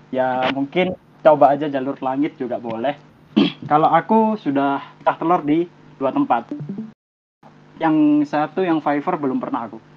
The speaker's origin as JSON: {"language": "Indonesian", "region": "Java", "country": "Indonesia", "said": "saya orang Jawa kok"}